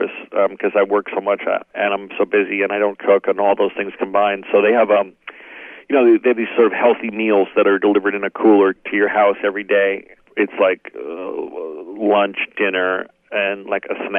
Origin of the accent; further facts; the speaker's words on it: New Jersey, United States; now in Los Angeles, United States; growing up in North Jersey